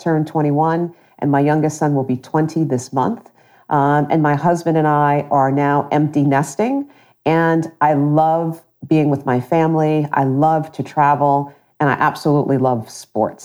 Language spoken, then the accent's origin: English; Long Island, New York, United States; moved away as an adult; also born or lived in Brooklyn, New York / Princeton area, New Jersey; now in Central New Jersey, United States; I grew up in Long Island, actually born in Brooklyn and then ultimately spent middle school and high school in Long Island